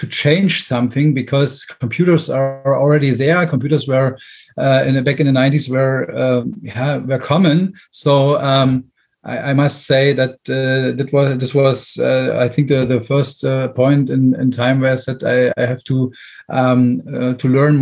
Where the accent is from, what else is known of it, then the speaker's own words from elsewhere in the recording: Brandenburg, Germany; English is a second language; moved away as an adult; also born or lived in Berlin; I left my hometown. I'm originally from Brandenburg, and then went to Berlin, the big town.